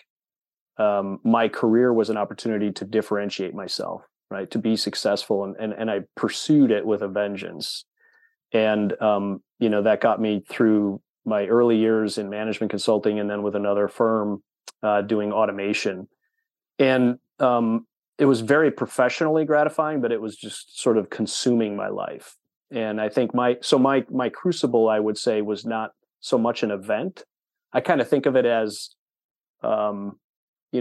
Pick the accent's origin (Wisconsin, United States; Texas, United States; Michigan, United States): Wisconsin, United States; born and raised in Wisconsin. I am a lifelong Wisconsinite